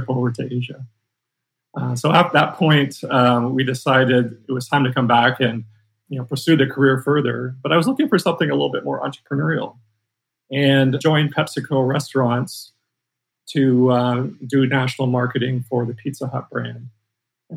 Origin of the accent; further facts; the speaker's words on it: Toronto, Ontario, Canada; moved away as an adult; now in Orange County, United States; I grew up in Toronto, Ontario